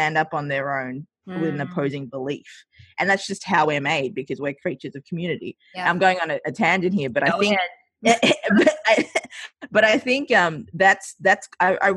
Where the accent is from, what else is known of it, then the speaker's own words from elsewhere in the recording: Australia; also born or lived in Sri Lanka; I grew up in Australia, I see a lot of my values colored by Australian culture. So when I moved over, yeah, hence the accent as well.